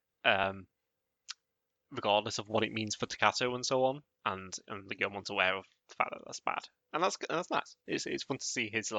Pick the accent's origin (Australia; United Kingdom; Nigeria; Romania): United Kingdom; I am at a disadvantage for being terminally British.